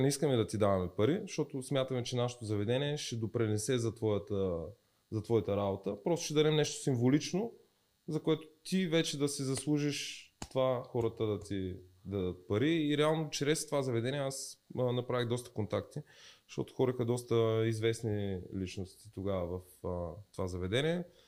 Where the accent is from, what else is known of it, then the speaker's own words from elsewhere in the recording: Dobrich, Dobrich Province, Bulgaria; moved away as an adult; also born or lived in Varna; now in Sofia, Bulgaria; аз съм от Добрич